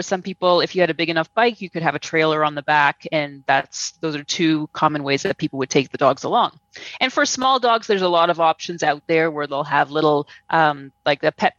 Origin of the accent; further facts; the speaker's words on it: Toronto, Ontario, Canada; moved away as an adult; now in Guatemala; I'm from Toronto. I grew up in Toronto.